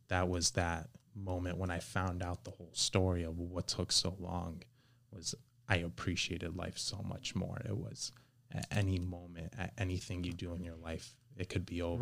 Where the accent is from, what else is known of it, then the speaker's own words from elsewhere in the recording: Miami, Florida, United States; also born or lived in Kendall / Weston; I was born and raised in Miami